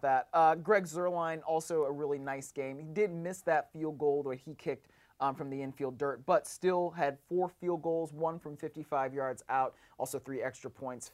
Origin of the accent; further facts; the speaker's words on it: Cleveland, Ohio, United States; moved away; it's my hometown and, like, I was covering a game in the, in a city where I grew up